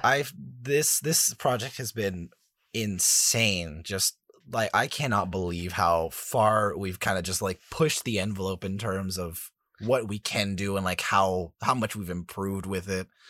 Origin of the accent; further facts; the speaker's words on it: Canada; I'm, I'm Canadian